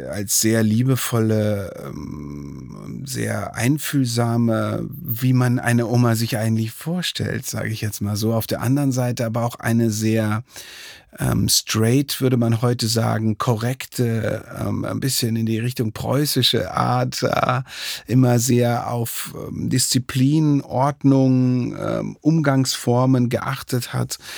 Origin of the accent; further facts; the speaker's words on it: Dresden, Saxony, Germany; born there; und ich bin selber ja schon fast 20 Jahre jetzt ähm, gebürtiger Dresdner